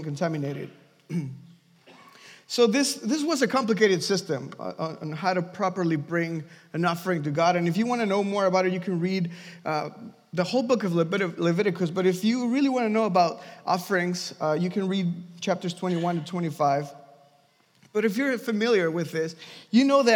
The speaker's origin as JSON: {"language": "English", "country": "Mexico", "moved": "yes", "said": "I'm from Mexico"}